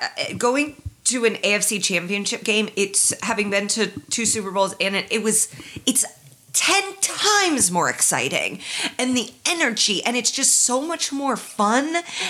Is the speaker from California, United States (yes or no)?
no; Indiana, United States; And I'm from Indiana